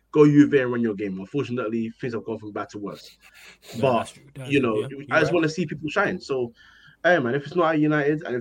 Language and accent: English; Ghana; I'm, I'm an African boy. I'm Ghanaian.